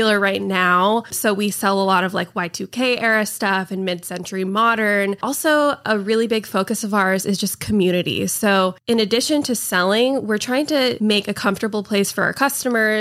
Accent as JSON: {"language": "English", "region": "Idaho", "country": "United States", "moved": "as an adult", "lives_now": "Portland, United States", "said": "I'm from Idaho"}